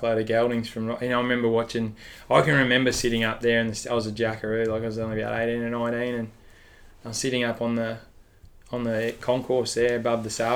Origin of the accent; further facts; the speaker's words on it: Mansfield, Victoria, Australia; moved away; also born or lived in United States; I grew up in Mansfield down in the high country there, down near Mount Buller.